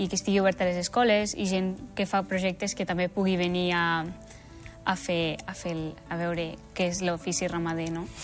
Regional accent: Canillo, Andorra; jo sóc de Canillo

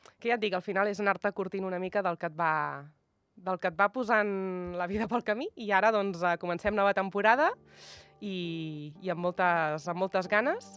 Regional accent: Tordera, Catalonia, Spain; now in Andorra; Vinc d'un poble doncs, que també doncs, és terra de, de hockey, hoquei

